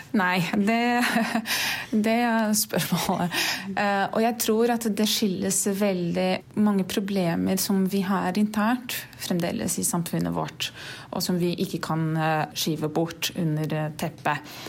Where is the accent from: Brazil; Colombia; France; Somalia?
Brazil; Norwegian is a second language; moved away as an adult; now in Norway; Jeg er fra Brasil, har bodd her i Norge litt over to år.